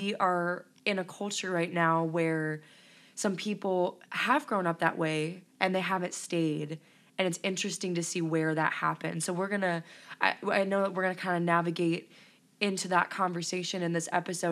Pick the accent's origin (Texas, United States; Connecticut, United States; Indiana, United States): Indiana, United States; Elkhart; moved away as an adult; now in Stark County, Indiana, United States; I'm originally from Elkhart, Indiana, and I thought that was a small town